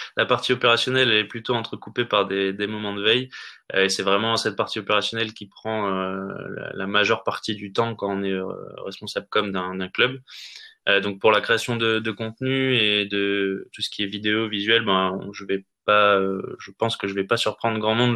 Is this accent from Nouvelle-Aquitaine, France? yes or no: no; Nord, Hauts-de-France, France; moved away; moi je suis originaire du Nord à l'origine